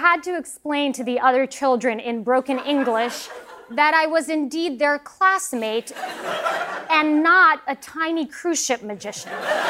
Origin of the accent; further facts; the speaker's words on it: United States; first language Russian; English is a second language; I came to America when I was 4